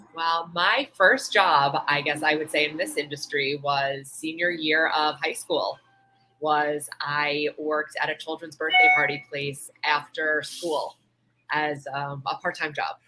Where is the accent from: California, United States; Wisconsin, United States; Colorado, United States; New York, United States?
New York, United States; now in South Florida, United States; I'm from New York